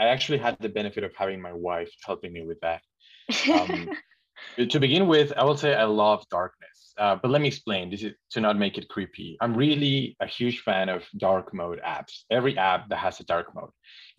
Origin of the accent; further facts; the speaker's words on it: Mexico; But even growing up, I still felt pretty unsafe going outside my house